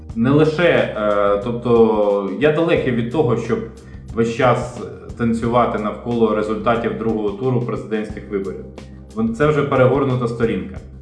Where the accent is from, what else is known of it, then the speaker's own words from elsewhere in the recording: Ukraine; я народився і виріс в Україні, 45 років прожив вже тут